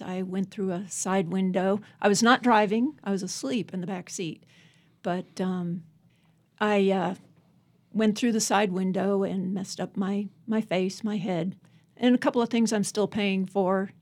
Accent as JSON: {"language": "English", "town": "Alexandria", "region": "Virginia", "country": "United States", "also_born_or_lived": "California", "moved": "as an adult", "lives_now": "Abingdon, United States", "said": "originally I'm from Alexandria, Virginia. Went to Virginia Tech. Lived in California for thirty-five years"}